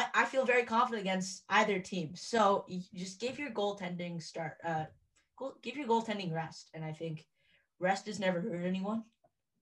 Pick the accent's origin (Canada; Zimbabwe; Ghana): Canada; Ottawa, Ontario; I'm from Ottawa